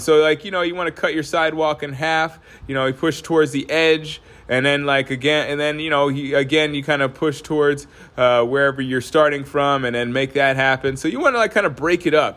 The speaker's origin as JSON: {"language": "English", "region": "Alaska", "country": "United States", "also_born_or_lived": "Northeast US", "moved": "yes", "lives_now": "Northeast, United States", "said": "I'm from Alaska."}